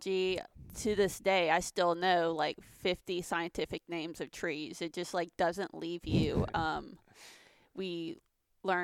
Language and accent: English; Lafayette, Louisiana, United States; also born or lived in Baton Rouge, Louisiana; I was born in Lafayette, Louisiana, and I grew up there up until about college.